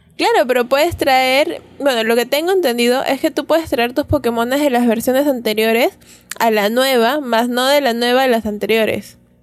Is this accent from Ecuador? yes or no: no; Peru; como buenos peruanos que no hablamos bien el inglés